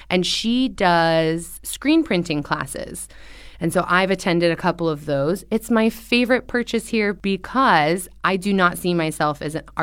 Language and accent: English; California, United States; Because I'm originally from Southern California.